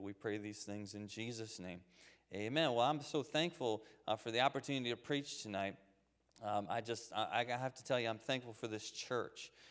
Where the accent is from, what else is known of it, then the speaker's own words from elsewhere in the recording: Waynesboro, United States; I grew up here in Waynesboro on Henry Avenue